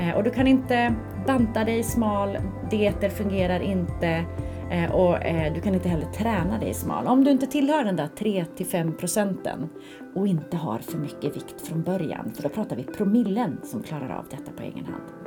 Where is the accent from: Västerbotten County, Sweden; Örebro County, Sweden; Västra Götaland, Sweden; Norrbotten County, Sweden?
Västerbotten County, Sweden; Skellefteå; now in Stockholm, Sweden; hemma i Skellefteå